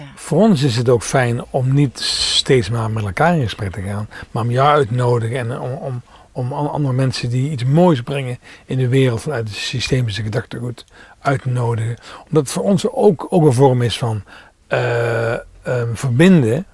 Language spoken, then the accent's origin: Dutch; Limburg, Netherlands; now in North Brabant, Netherlands; ik kom daar zelf ook vandaan